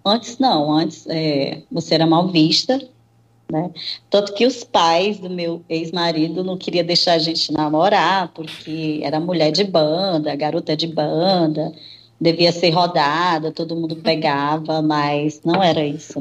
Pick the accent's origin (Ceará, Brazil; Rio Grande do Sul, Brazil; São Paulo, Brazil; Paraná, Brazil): Ceará, Brazil; Nova Russas; eu nasci em Nova Russas, Ceará